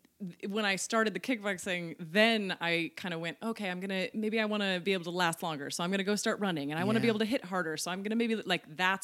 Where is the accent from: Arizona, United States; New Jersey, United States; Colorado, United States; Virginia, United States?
Colorado, United States; moved away as an adult; also born or lived in New York; now in Los Angeles, United States; I grew up in Colorado.